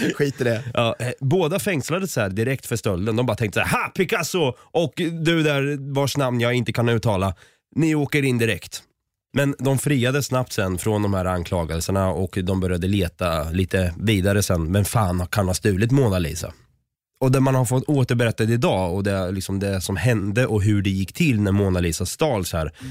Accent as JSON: {"language": "Swedish", "town": "Norrköping", "region": "Östergötland", "country": "Sweden", "said": "Jag är ju själv från Norrköping"}